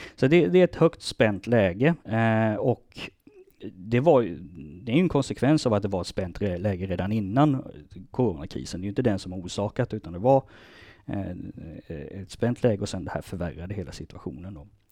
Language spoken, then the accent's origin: Swedish; Småland, Sweden; moved away; also born or lived in Lund; jag är smålänning.